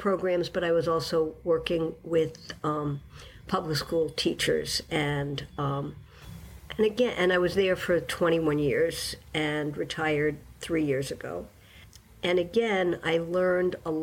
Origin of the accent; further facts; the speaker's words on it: New York City, New York, United States; moved away as an adult; also born or lived in Western Massachusetts; now in Massachusetts, United States; I grew up in New York City